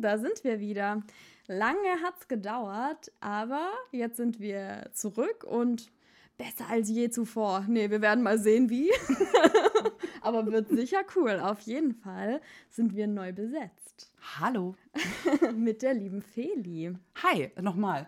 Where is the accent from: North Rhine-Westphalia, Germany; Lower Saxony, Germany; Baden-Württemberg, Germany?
Baden-Württemberg, Germany; now in Berlin, Germany; ich bin keine Schwäbin, ich bin Badnerin.